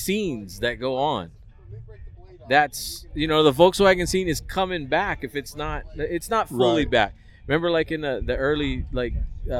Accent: Hawaii, United States; moved away as an adult; now in Las Vegas, United States; I was born and raised 25 years in Hawaii.

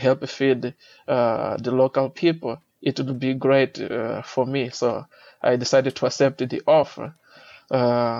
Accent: Mozambique; I'm originally from Mozambique

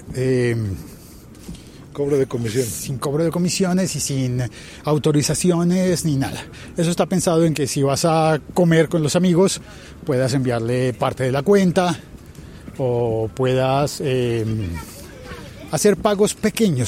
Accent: Colombia; mi país

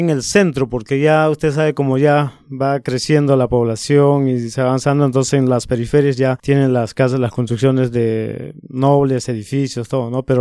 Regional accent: Arequipa, Peru; Bueno, como yo nací en, en, la ciudad, en el centro mismo, yo me crié en, casi cerca del centro, o sea, un un distrito que se llama

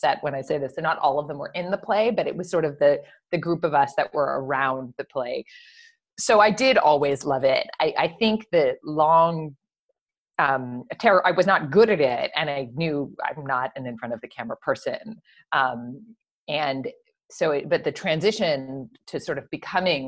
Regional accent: Montreal, Quebec, Canada; I grew up in Montreal

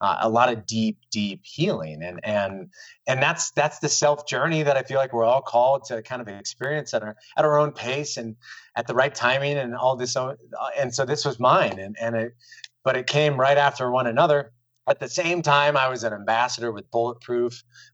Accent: Des Moines, Iowa, United States; moved away; also born or lived in Miami; I'm from Iowa. This is in Des Moines, born and raised

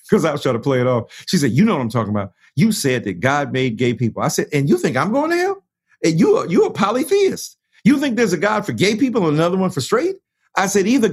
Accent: Detroit, Michigan, United States; I'm from Detroit

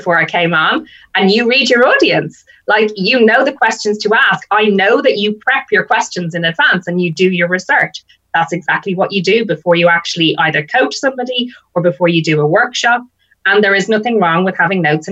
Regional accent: Ireland; now in United Kingdom; I'm Irish and my husband is English. So we come from different backgrounds. So what we did was we actually got married in the UK. So I flew all my family over from Ireland.

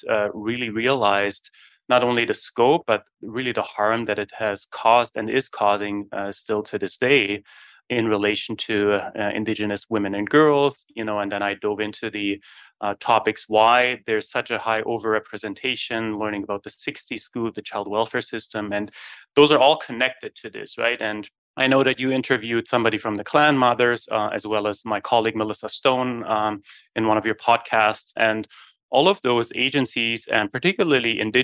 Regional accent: Germany; moved away as an adult; now in Winnipeg, Canada; I was born and raised in Germany in the early 80s.

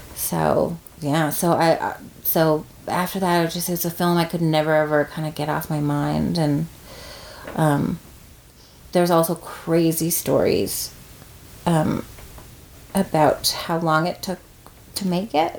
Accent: Corner Brook, Newfoundland and Labrador, Canada; I'm from Cornerbrook, not St. John's

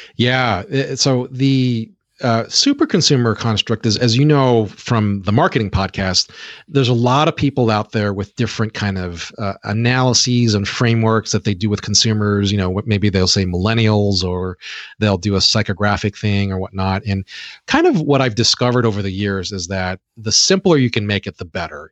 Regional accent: Hawaii, United States; I was born and raised in Hawaii, as you had mentioned before about my high school.

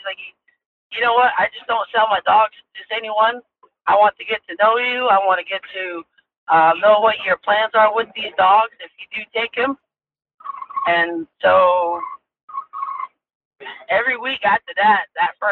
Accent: Arizona, United States; I was born and raised on the Navajo Reservation. Went to school here, elementary school, high school

